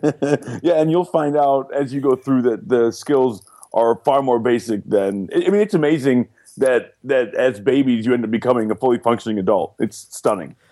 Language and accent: English; Detroit, Michigan, United States; moved away; I'm from Detroit